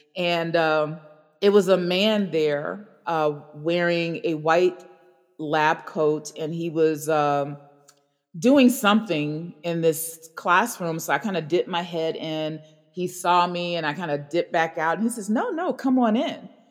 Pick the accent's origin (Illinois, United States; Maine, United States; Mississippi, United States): Illinois, United States; Chicago; growing up in Hyde Park